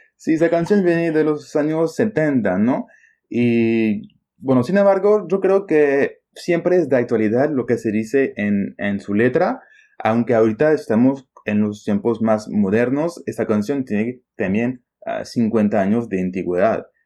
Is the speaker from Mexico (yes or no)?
no; Champagne, Grand Est, France; Spanish is a second language; moved away as an adult; now in Lima, Peru; he nacido en Francia, en la región de la Champaña